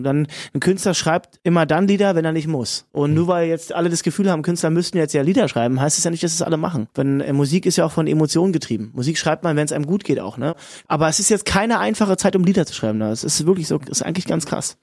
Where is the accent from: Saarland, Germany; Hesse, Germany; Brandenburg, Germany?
Brandenburg, Germany; Cottbus; in meiner Heimatstadt Cottbus